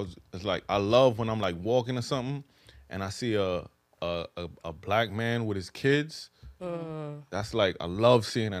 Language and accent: English; New York City, New York, United States; moved away; also born or lived in South Carolina; I used to live in South Carolina. It don't get more country than that in a sense. But just, you know, I'm from the Bronx, you know, I'm from New York.